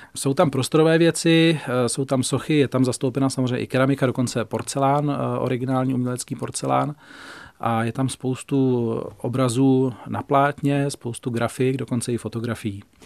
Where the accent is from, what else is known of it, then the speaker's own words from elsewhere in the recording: Volary, South Bohemian Region, Czechia; also born or lived in Prachatice / Šumava; já jsem z Volár, chodil jsem v Prachaticích na gymnázium